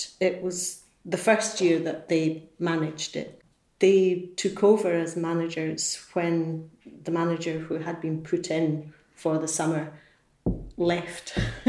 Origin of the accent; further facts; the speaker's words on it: Edinburgh, Scotland, United Kingdom; Edinburgh. I came to work in the hotel in 1973